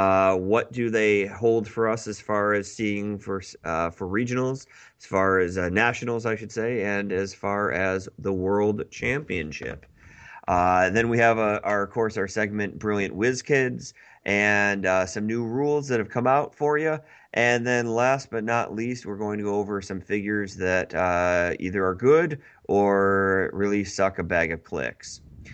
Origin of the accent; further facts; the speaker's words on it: Grand Rapids, Michigan, United States; I'm from Grand Rapids. There's exclusively white people here, so unfortunately I've never learned anything of how to pronounce other people's names.